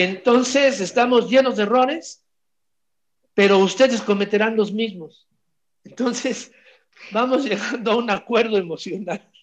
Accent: Mexico

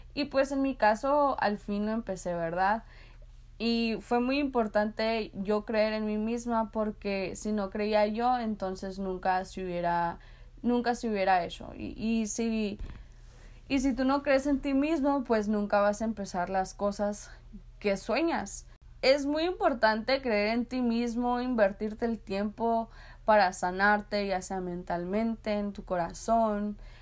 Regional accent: San Luis, Arizona, United States; yo soy de una ciudad muy chica, soy de un border town, soy de San Luis, Arizona

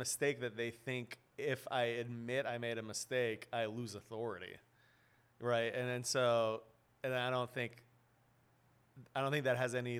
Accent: Beverly Hills, California, United States; I grew up in Beverly Hills, right, my whole life.

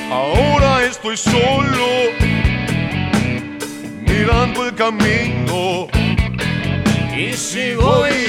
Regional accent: Argentina; con total respeto, soy argentino, pero lo digo de corazón

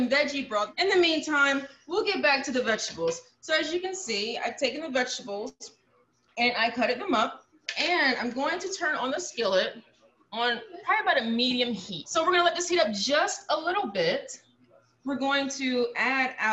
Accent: the South, United States; I'm from the South, so when you ask me to measure things, that's a little difficult because I was raised not really measuring

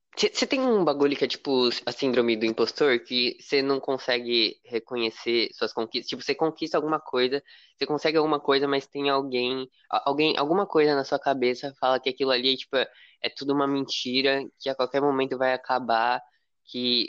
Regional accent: São Paulo, Brazil; eu sou do estado de São Paulo

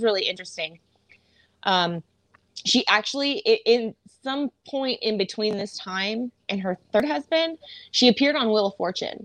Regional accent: San Francisco Bay Area, California, United States; I grew up in the San Francisco Bay Area

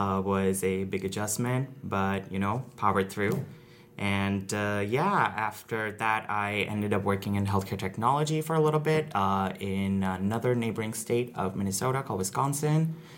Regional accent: India; Just going back into my background a little bit, I grew up in India, and my dad's job was such that it required us to travel a lot, so I got a lot of exposure traveling to different cities in India.

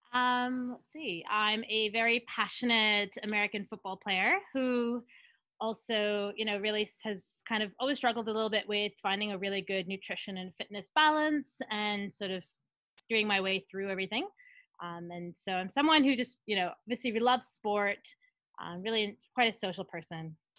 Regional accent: Edmonton, Alberta, Canada; moved away as an adult; also born or lived in Thunder Bay, Ontario; now in Sydney, Australia; so from Canada. Um, although I've lived in uh, in Australia for probably ten of the last thirteen years. So even though you know I'm from Edmonton, Alberta is where home

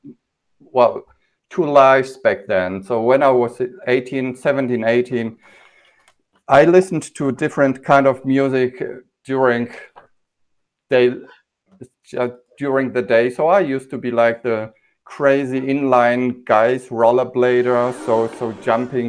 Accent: Poland; we grew up in Poland without candy

